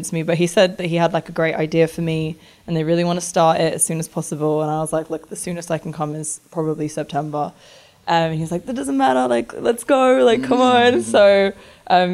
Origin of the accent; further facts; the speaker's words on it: London, United Kingdom; moved away as an adult; also born or lived in Japan; now in United States; I'm from London, North London, okay. Like Tottenham